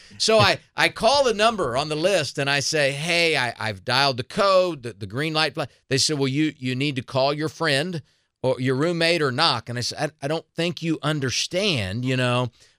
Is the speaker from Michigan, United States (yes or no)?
no; Southern Indiana, United States; I grew up in Southern Indiana.